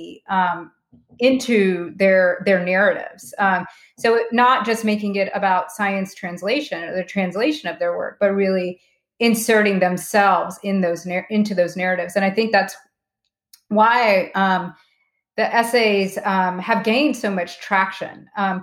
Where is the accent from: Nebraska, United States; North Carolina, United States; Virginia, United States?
North Carolina, United States; small town; We grew up in small town North Carolina